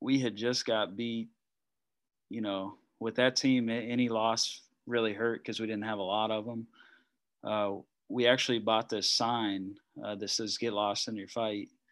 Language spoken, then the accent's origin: English; Indiana, United States; I grew up in Indiana, so I grew up watching Reggie